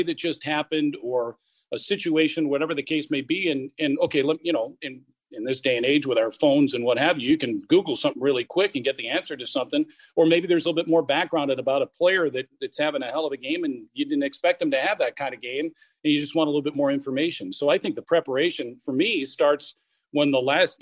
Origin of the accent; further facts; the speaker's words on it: United States; moved away as an adult; also born or lived in Indiana / Kentucky / Stevens Point, Wisconsin; I grew up in Indiana and Kentucky